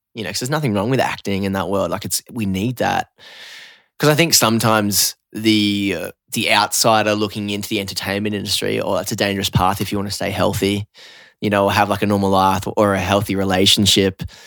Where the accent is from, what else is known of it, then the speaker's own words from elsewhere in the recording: Newcastle, New South Wales, Australia; now in Byron Bay, Australia; I grew up in Newey